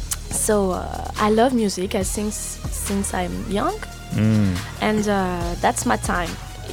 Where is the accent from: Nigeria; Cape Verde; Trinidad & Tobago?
Cape Verde; I'm Cape Verdean, you know. I'm from Cape Verde